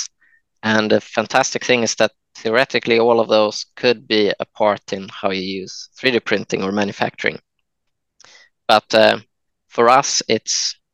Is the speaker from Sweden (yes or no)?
yes; Jönköping, Jönköping County, Sweden; I was born in Jönköping in Sweden, and quite a small place outside of this place